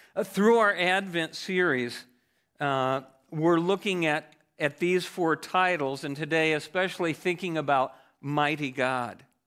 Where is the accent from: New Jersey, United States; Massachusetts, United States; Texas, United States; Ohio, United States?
Ohio, United States; I grew up in Ohio